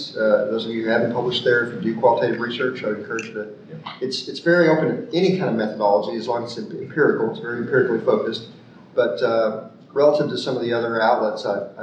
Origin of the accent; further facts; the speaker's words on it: United States; as an American